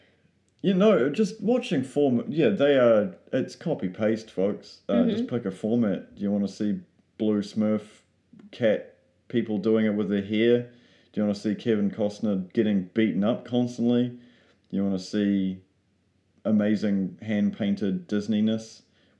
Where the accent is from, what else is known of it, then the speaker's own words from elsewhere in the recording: New Zealand; being a Kiwi